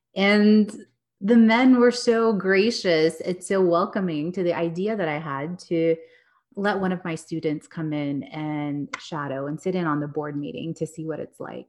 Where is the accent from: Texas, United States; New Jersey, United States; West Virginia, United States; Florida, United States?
Texas, United States; also born or lived in New York; I grew up in Texas, did the New York thing for a few years, came back, and yeah, I live here in Dallas